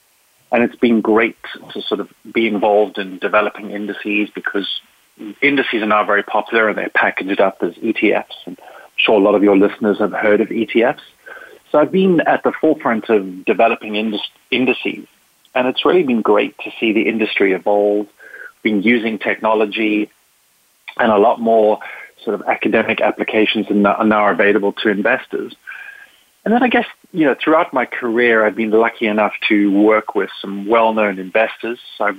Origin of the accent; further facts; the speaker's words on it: Zimbabwe; born there; also born or lived in South Africa / Spain / England; I was born in Africa. Well, I was actually born in Zimbabwe. I lived in South Africa and Spain and England. And, you know, my family is English.